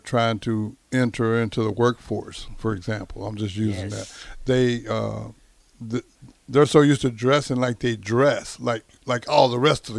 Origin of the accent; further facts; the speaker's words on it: Texas, United States; I grew up in Texas